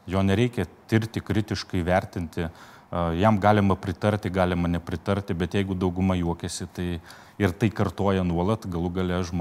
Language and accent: Lithuanian; Lithuania; mes lietuviai